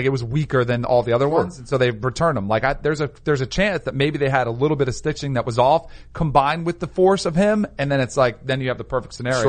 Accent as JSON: {"language": "English", "region": "Florida", "country": "United States", "tie": "born or raised there", "said": "this is from growing up in Florida"}